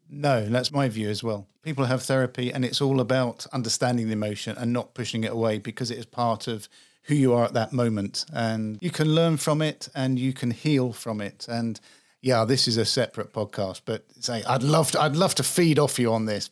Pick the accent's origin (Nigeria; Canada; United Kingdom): United Kingdom; England; accent: English; I'm English. I grew up in England